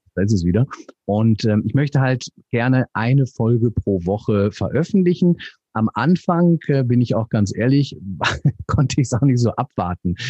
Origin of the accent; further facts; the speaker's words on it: North Rhine-Westphalia, Germany; moved away; also born or lived in south of Hamburg; Ich bin gebürtiger Nordrhein-Westfale